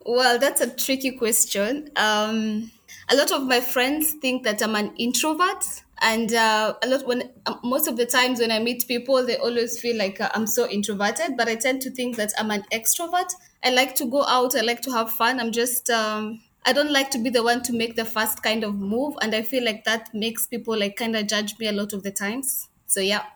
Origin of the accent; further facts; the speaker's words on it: Kenya; moved away as an adult; also born or lived in Afghanistan; now in Dubai, United Arab Emirates; I'm Kenyan